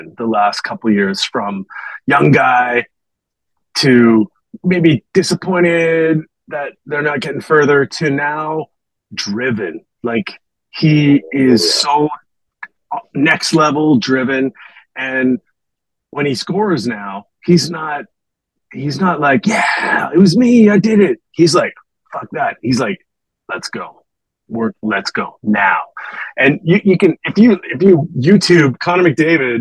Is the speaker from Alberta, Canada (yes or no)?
yes; just outside of Edmonton, Alberta, Canada; moved away; also born or lived in Vancouver; I grew up just outside of Edmonton